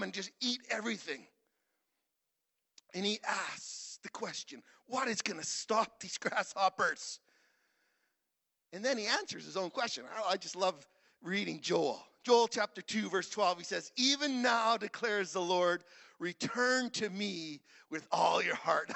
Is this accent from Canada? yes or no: yes; Saskatchewan, Canada; I'm from Saskatchewan